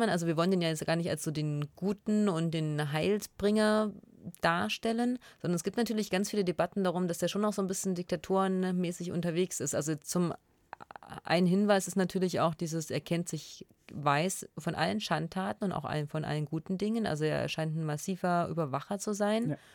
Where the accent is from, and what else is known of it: former East Germany, eastern Germany, Germany; accent: East German dialect (implied)